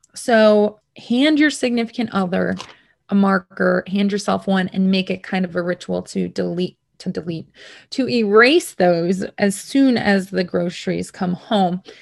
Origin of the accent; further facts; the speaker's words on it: United States; I'm from America